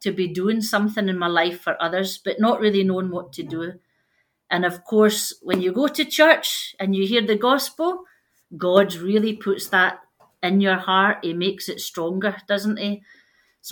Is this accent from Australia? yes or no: no; Glasgow, Scotland, United Kingdom; moved away as an adult; now in Zambia; As you can tell by my fantastic accent, I am actually not Zambian. I'm from Scotland, from a town in Glasgow.